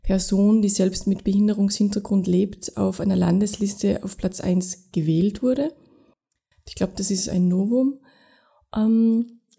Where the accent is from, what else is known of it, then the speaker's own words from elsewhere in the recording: Tyrol, Austria; Also ich war bis 18 relativ durchschnittlich sozialisiert, ja, aufgewachsen in Tirol in einem Dorf, wo es auch eine Lebenshilfewerkstätte gegeben hat.